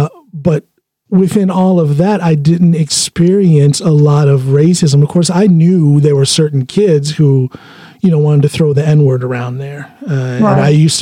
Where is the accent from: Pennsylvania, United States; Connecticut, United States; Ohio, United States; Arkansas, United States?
Ohio, United States; rural northeast; moved away as an adult; now in Norway; I grew up in rural northeast Ohio. Akron would be the closest big city.